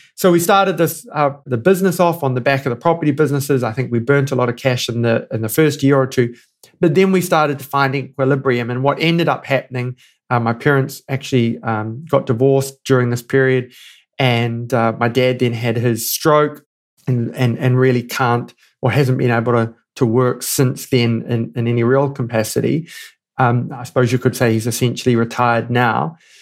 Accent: New Zealand; moved away as an adult; now in Johannesburg, South Africa; I'm a New Zealander through and through

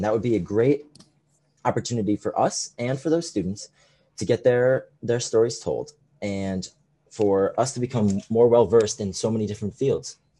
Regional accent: Connecticut, United States; I am a sophomore at Fairfield, and I am from Connecticut

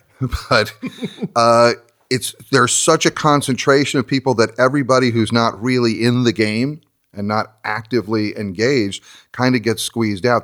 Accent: New Jersey, United States; moved away as an adult; growing up in New Jersey, which is where I grew up

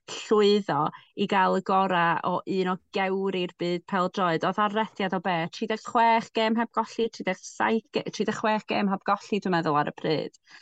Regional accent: Welsh, Wales, United Kingdom; dwi'n gwybod hawdd i mi eistedd yma fel Cymraes

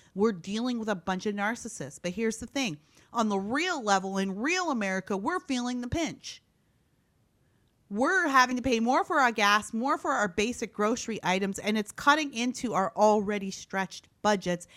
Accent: Canada; moved away as an adult; also born or lived in Gary, Indiana / Iowa; now in Orange County, California, United States; I'm originally Canadian. I was born and raised in Canada.

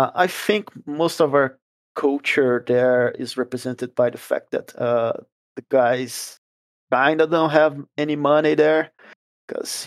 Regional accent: Brazil; first language Portuguese; English is a second language; we are from Brazil and our native language is Portuguese

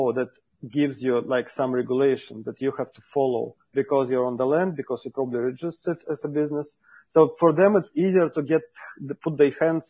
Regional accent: Russia; I'm from Russia.

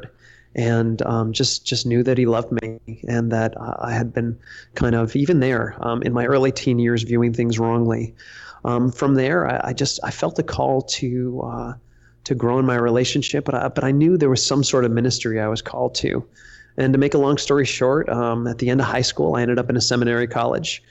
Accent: Westerly, Rhode Island, United States; moved away; also born or lived in Louisiana; I grew up in Westerly, Rhode Island

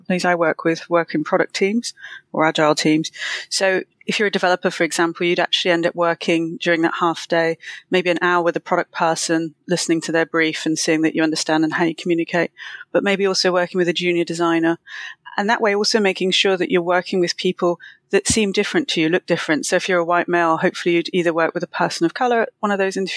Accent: London, United Kingdom; I'm from London

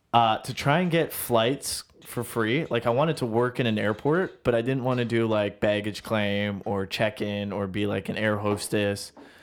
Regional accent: Orangeville, Ontario, Canada; also born or lived in Brampton; I was born in Orangeville.

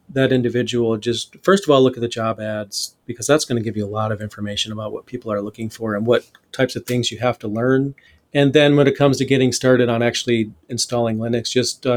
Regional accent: Flint, Michigan, United States; I grew up in Flint, Michigan, in the poorer areas

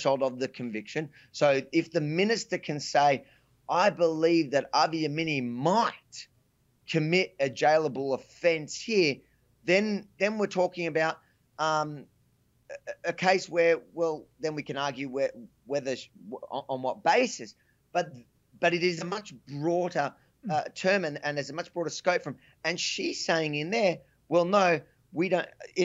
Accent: Australia; I'm an Australian citizen

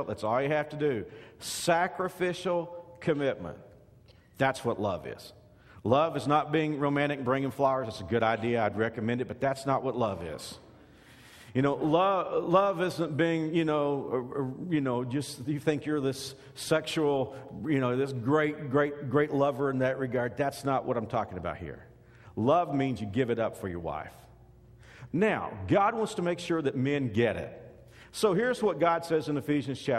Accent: Texas, United States; now in Kansas, United States; When I grew up in Texas

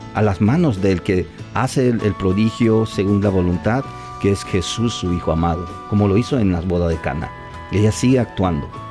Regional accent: Tabasco, Mexico; moved away; yo donde soy de Tabasco

